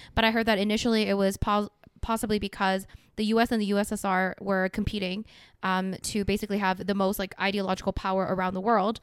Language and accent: English; South Korea; now in Canada; I'm from Korea.